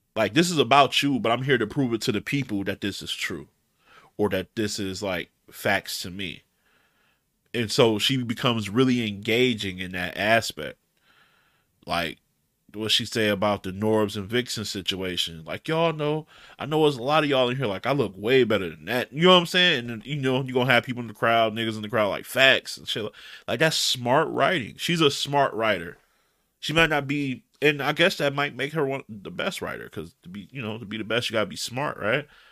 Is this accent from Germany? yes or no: no; Detroit, Michigan, United States; I'm from Detroit. I'm west side Detroit